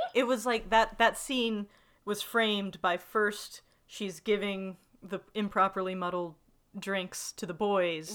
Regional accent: the South, United States; growing up in the South

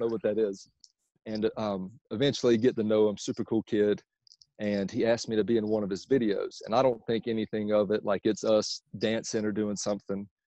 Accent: Myrtle Beach, South Carolina, United States; now in Charlotte, United States; I'm originally from uh, Myrtle Beach, South Carolina, but I currently live in Charlotte, North Carolina

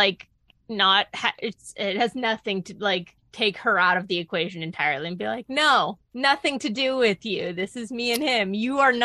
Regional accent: New England, United States; I went to school in just outside of Boston. So I'm from New England

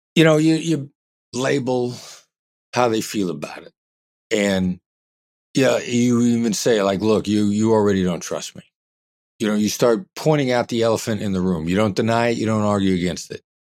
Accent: Iowa, United States; moved away as an adult; also born or lived in Kansas City, Missouri; I grew up in Iowa, small town Midwestern guy

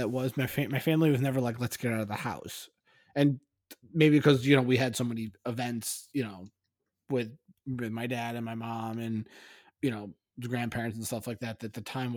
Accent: East Longmeadow, Massachusetts, United States; when I grew up in East on Meadow, where Rocky's is

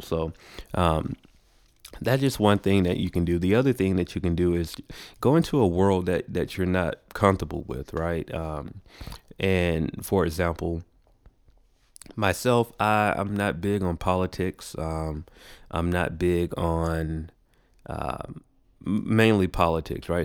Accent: Macon, Georgia, United States; moved away as an adult; now in Atlanta, United States; I was born here in Atlanta, but I was raised in a city called Macon, uh, Georgia.

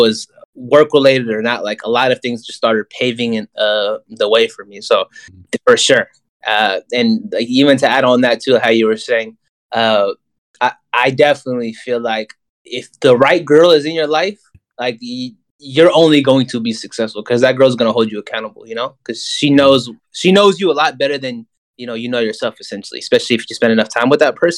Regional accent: the Bay, California, United States; I'm just born and raised in the Bay and I've lived in a bubble my whole life.

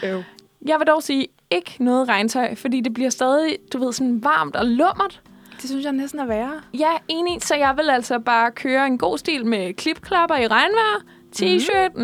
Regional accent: Odense, Southern Denmark, Denmark; moved away as an adult; also born or lived in Funen; now in Copenhagen, Denmark; jeg er fra Odense

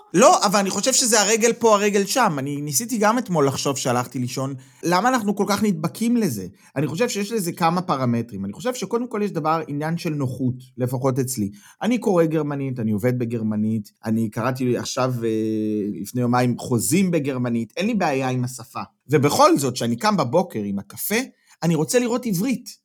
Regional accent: Israel; moved away as an adult; now in Germany; אנחנו גדלנו במקום אחד ובנינו את החיים שלנו בישראל עד גיל מסוים

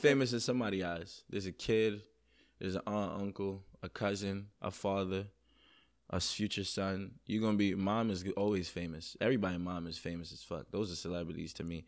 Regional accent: New York City, New York, United States; also born or lived in Jamaica; I'm from Queens, New York, originally born in Jamaica, the island. Um, moved to Queens, New York

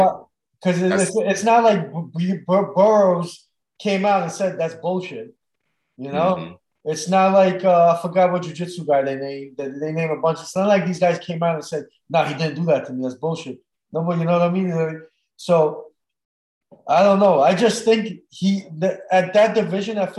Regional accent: New York, United States; I grew up in New York

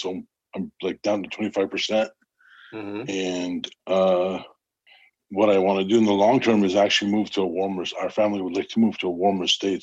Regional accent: Montreal, Quebec, Canada; also born or lived in Minneapolis; now in Columbus, United States; I'm from Montreal, Canada.

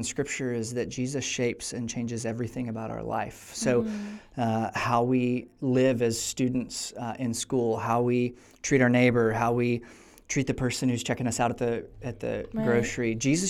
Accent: Tennessee, United States; moved away as an adult; now in California, United States; We're originally from Tennessee, and so California is not home, but it has become home.

